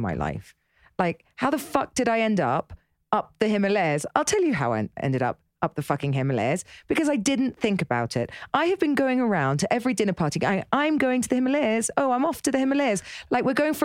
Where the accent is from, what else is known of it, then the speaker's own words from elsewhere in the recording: Dorset, South West England, United Kingdom; I grew up in Dorset